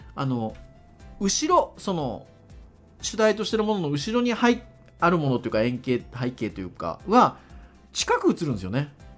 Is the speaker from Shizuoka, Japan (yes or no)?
no; Kurume, Fukuoka, Japan; 実家は確かに久留米なんですけど